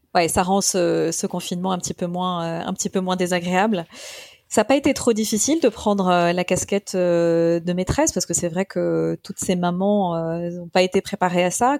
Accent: Paris, Île-de-France, France; je suis parisienne

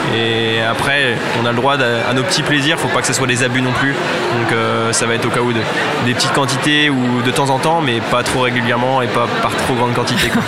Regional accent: Reims, Grand Est, France; je suis de Reims à la base

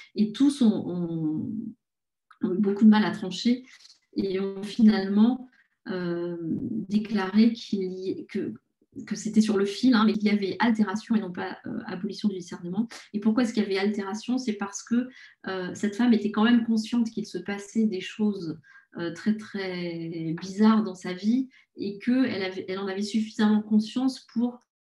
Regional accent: Paris, Île-de-France, France; je suis parisienne, j'adore Paris et je n'ai pas vraiment envie de vivre ailleurs

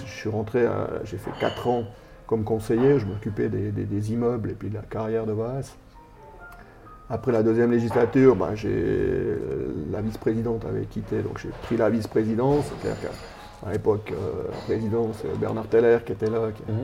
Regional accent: Sierre, Valais, Switzerland; also born or lived in Chalais; j'ai grandi à Grange, tout le temps grandi à Grange, j'ai fait toutes mes classes là.

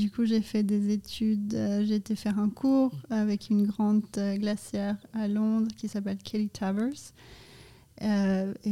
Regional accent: Canada; also born or lived in Brazil; Je suis originaire du Canada et du Brésil.

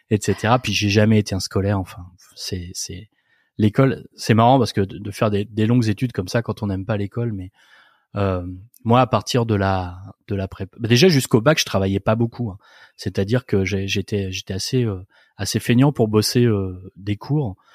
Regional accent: Nantes, Pays de la Loire, France; En fait, à l'école vétérinaire de Nantes, parce que je suis issu de Nantes

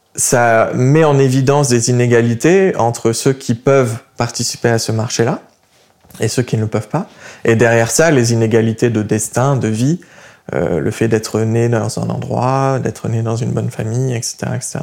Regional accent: Montpellier, Occitania, France; moved away as an adult; also born or lived in Ukraine; now in Paris, France; je viens de Montpellier

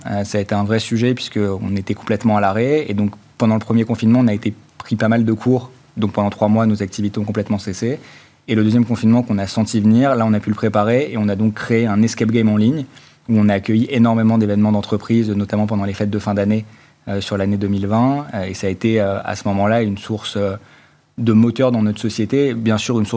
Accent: Normandy, France; En fait, initialement, on est originaire de Normandie.

